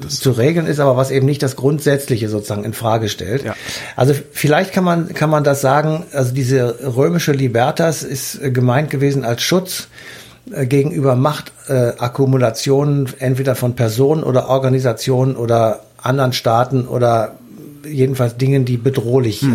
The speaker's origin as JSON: {"language": "German", "country": "Germany", "said": "Bei uns in Deutschland"}